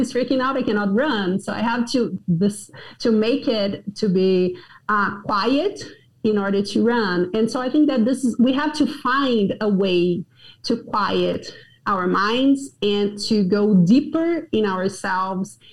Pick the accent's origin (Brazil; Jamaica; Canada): Brazil; moved away as an adult; also born or lived in Johnson City, Tennessee, United States; now in Brasília, Brazil; I did a lot of good prayer time while I was driving around my hometown